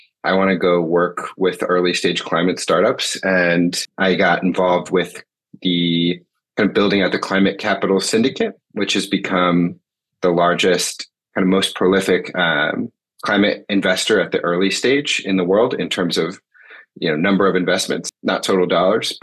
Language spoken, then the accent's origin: English; Michigan, United States; moved away as an adult; also born or lived in Massachusetts; now in Washington, D.C., United States; I grew up in Michigan, went to Williams College out in Massachusetts, and then moved to DC after school. And I've been here ever since.